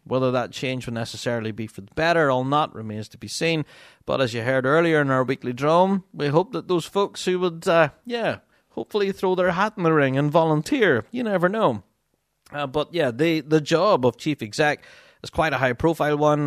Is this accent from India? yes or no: no; Magherafelt, Northern Ireland, United Kingdom; my hometown of Marifelt, uh, which is where I live.